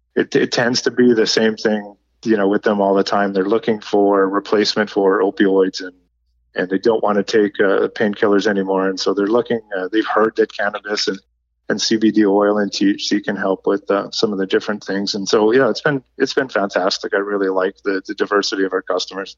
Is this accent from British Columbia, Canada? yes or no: yes; Nanaimo, British Columbia, Canada; my hometown is in Nanaimo, BC.